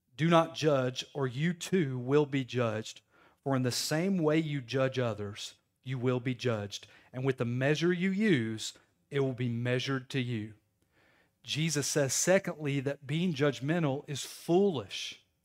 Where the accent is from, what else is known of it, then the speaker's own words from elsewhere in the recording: Knoxville, Tennessee, United States; moved away as an adult; now in Crossville, United States; I'm from Knoxville